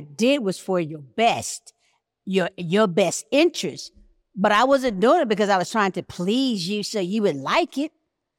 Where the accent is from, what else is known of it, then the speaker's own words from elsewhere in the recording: Atlanta, Georgia, United States; accent: Atlanta; me? I'm an original. I'm Atlanta. This is my Atlanta accent.